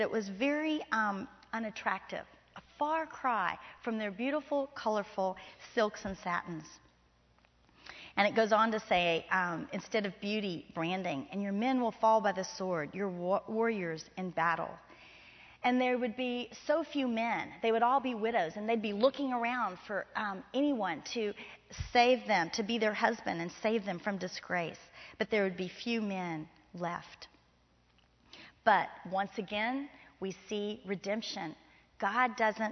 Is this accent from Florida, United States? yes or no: yes; Florida, United States; now in Texas, United States; I grew up in Florida